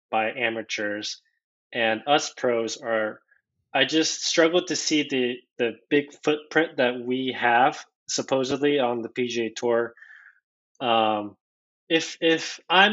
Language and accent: English; South Korea; moved away; I was born in Korea, so I'm fluent in Korean.